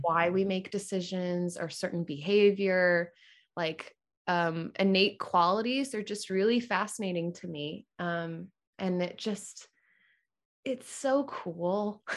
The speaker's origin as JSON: {"language": "English", "town": "Orlando", "region": "Florida", "country": "United States", "tie": "born or raised there", "also_born_or_lived": "Jupiter, Florida", "moved": "as an adult", "lives_now": "Atlanta, United States", "said": "we moved when I was one to Orlando, and I, I grew up in Orlando"}